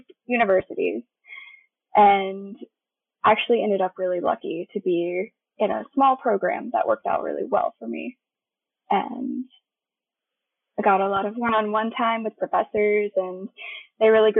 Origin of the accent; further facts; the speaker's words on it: Tallahassee, Florida, United States; moved away as an adult; now in Jacksonville, United States; I've lived here my whole life, but I was originally from Tallahassee, and now I'm living in Jacksonville